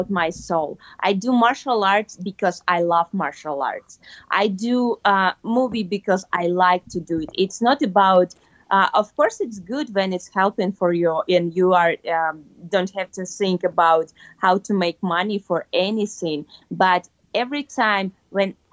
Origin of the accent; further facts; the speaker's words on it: Kyrgyzstan; moved away; my home country, in Kyrgyzstan